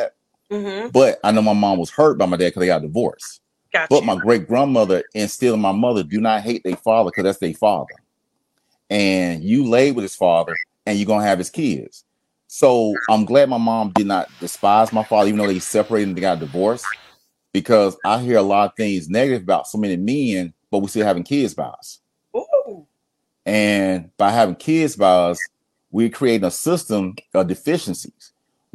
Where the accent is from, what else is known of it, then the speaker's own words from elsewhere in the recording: Atlanta, Georgia, United States; Grew up in Atlanta, Southeast Atlanta